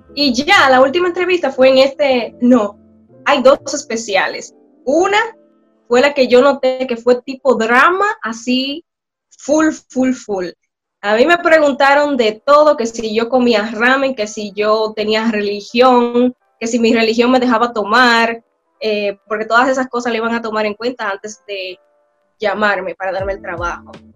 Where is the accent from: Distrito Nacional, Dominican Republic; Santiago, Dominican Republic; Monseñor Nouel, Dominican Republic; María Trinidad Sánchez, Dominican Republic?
Monseñor Nouel, Dominican Republic; Bonao; moved away as an adult; now in South Korea; Soy oriunda de Bonao, República Dominicana